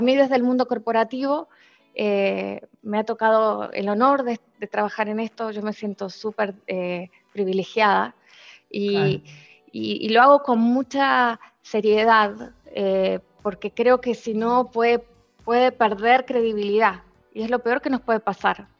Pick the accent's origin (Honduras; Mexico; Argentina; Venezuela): Argentina; moved away as an adult; also born or lived in Spain; now in Chile; yo soy argentina, eh, con nacional, doble nacionalidad. Eh, llevo 20 años en este país